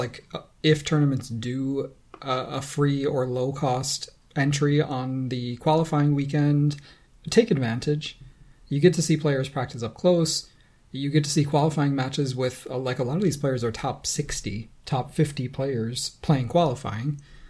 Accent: Rochester, New York, United States; now in Toronto, Canada; Well, I mean, I also don't really need to sound Rochesterian.

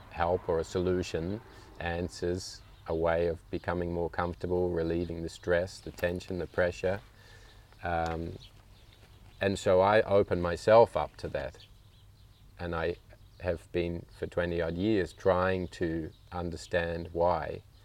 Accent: Australia; also born or lived in United Kingdom; now in Langenboom, Netherlands; I was actually born in the UK, and my parents emigrated to Australia just before I was one year old. Mm-hmm. So I grew up in Australia

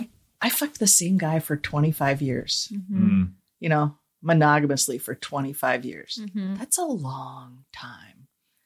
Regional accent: United States; I grew up in South City and, you know, stayed here till I left for college.

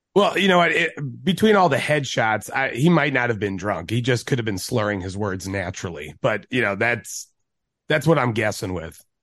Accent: Cudahy, Wisconsin, United States; I'm from Cudahy, Wisconsin, so just south of Milwaukee.

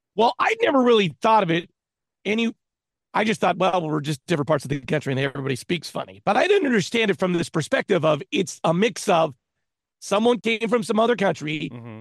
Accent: California, United States; I'm from California. I've resided here most of my life

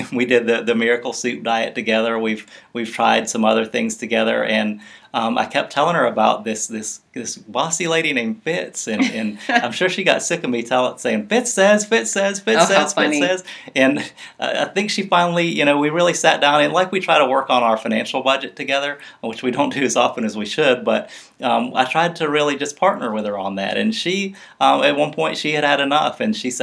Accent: Mobile, Alabama, United States; I grew up in Mobile, Alabama

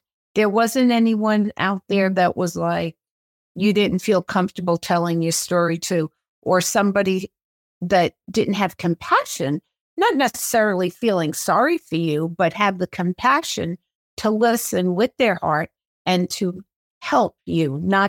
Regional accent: New York City, New York, United States; born there; also born or lived in California; now in Arizona, United States; I was born in New York City and then moved to California and now have been in Arizona for 40 years.

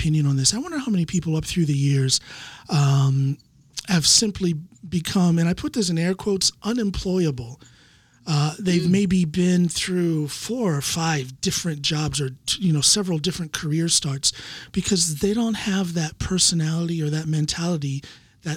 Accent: Ohio, United States; moved away as an adult; now in Norway; from Ohio.

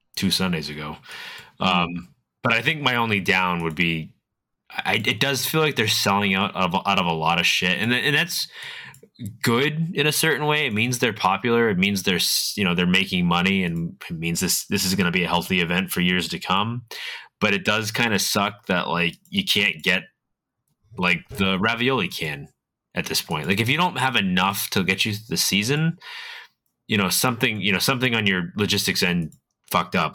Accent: Massachusetts, United States; I'm from New England. I'm from Massachusetts.

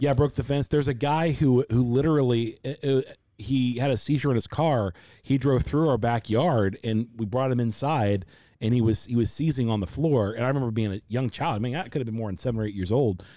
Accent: Loveland, Ohio, United States; also born or lived in Forest Park, Ohio; we come from the Midwest, come to Cincinnati, Ohio, a little suburb outside Cincinnati called Loveland.

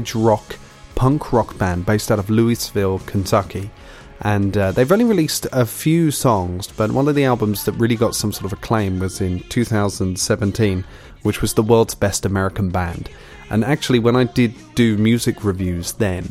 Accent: United Kingdom; I am British.

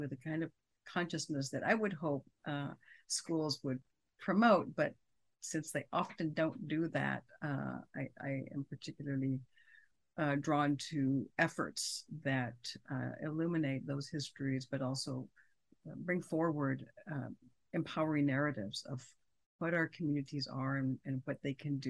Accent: San Angelo, Texas, United States; moved away as an adult; also born or lived in Austin, Texas / Riverside, California / Stanford, California; I'm from West Texas. I grew up there, went to school there

